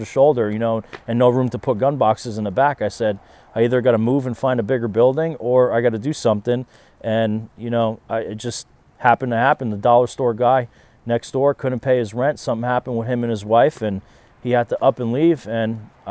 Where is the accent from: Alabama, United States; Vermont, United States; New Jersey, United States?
New Jersey, United States; South River; growing up in South River